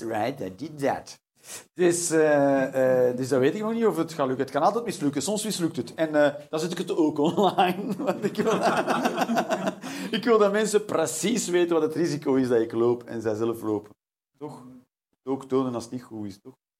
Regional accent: Flanders, Belgium; Als Vlaming

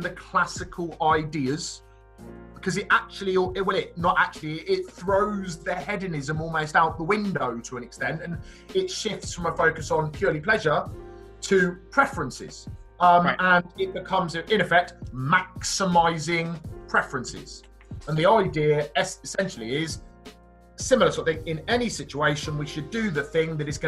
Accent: Reading, South East England, United Kingdom; I was born and bred in Reading

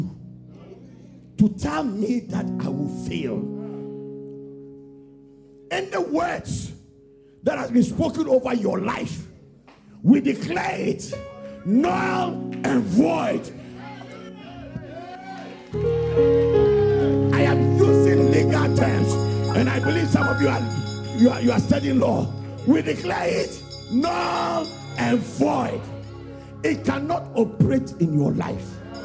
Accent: London, United Kingdom; I am from London

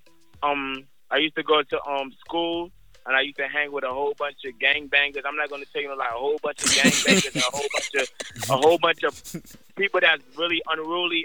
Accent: East Orange, New Jersey, United States; I was born in North New Jersey, but I grew up in East Orange

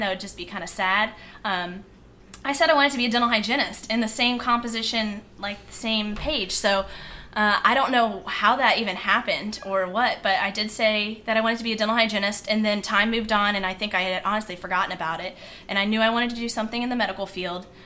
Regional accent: Virginia Beach, Virginia, United States; Virginia Beach. Born, raised, Virginia Beach

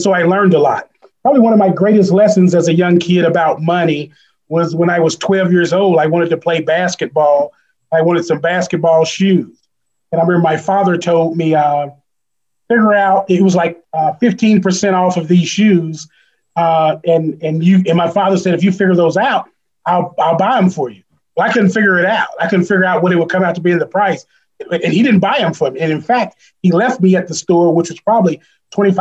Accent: East St. Louis, Illinois, United States; I grew up in East St. Louis, Illinois

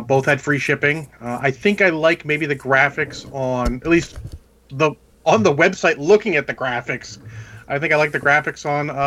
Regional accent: United States; I'm American

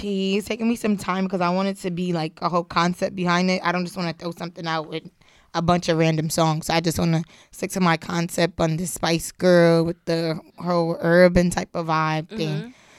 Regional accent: New York City, New York, United States; Born and raised in the Bronx.

